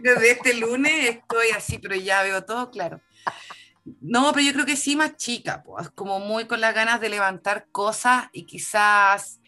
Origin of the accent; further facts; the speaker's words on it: Chile; tenemos como chilenos